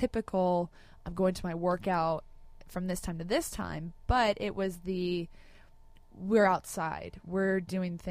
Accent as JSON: {"language": "English", "town": "Laguna Beach", "region": "California", "country": "United States", "tie": "born or raised there", "said": "I grew up in Laguna Beach."}